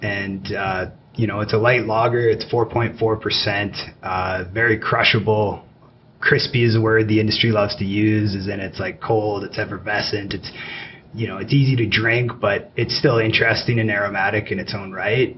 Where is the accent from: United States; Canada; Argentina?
Canada; Calgary, Alberta; But I grew up here in Calgary, uh, went away for school for a number of years, and moved back